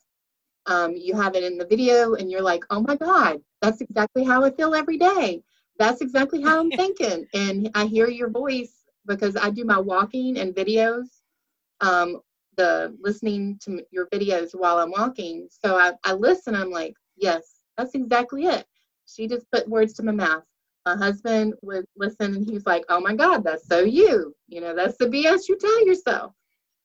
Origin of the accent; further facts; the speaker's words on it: Danville, Virginia, United States; I'm from Danville, Virginia